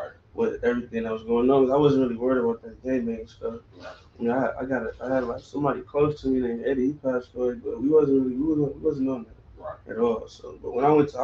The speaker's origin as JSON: {"language": "English", "town": "Los Angeles", "region": "California", "country": "United States", "tie": "born or raised there", "also_born_or_lived": "Alabama"}